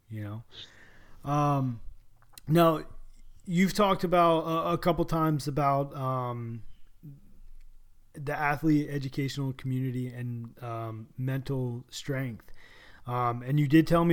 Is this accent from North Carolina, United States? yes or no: yes; North Carolina, United States; we're from North Carolina